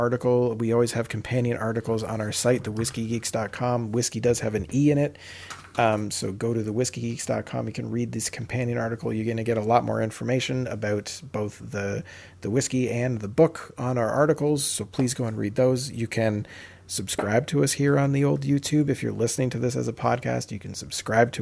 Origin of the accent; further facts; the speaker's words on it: Canada; we're Canadian